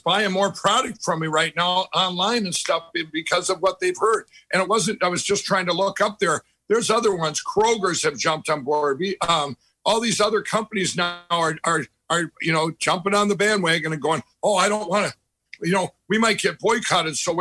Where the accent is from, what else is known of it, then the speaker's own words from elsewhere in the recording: Minnesota, United States; I grew up in Minnesota, lived there my whole life